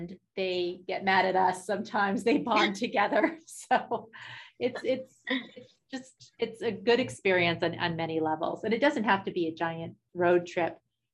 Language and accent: English; New Hampshire, United States; I grew up in New Hampshire